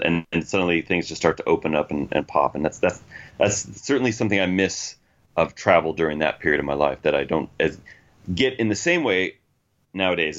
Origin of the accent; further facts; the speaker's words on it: United States; traveling the world as an American